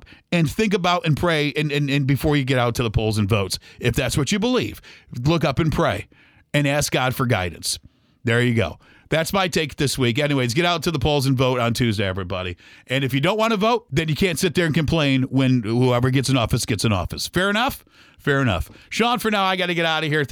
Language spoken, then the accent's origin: English; United States; as American people